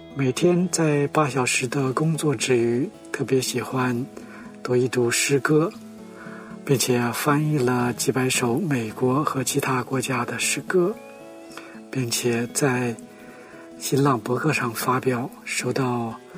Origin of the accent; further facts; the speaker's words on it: Nong'an, Jilin, China; moved away as an adult; now in United States; 我的故乡是在中国的东北，是抗击英雄、虐飞势力的黄龙府，也就是现在的吉林省农安县